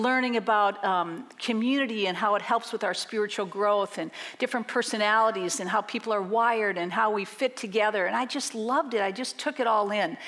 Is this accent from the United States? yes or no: yes; Minneapolis, Minnesota, United States; moved away as an adult; now in Madison, United States; I grew up in Minneapolis, and in 1988, we moved to Madison for my husband's job